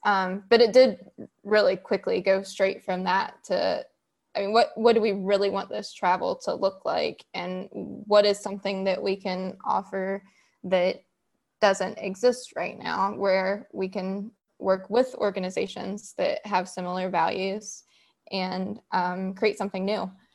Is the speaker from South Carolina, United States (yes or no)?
no; West Virginia, United States; I'm from West Virginia, born and raised, and I'm still living here now.